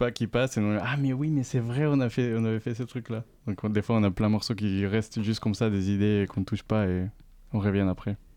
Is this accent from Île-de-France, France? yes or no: yes; Paris, Île-de-France, France; accent: Parisian; Ah moi, suis très parisien, ça s'entend.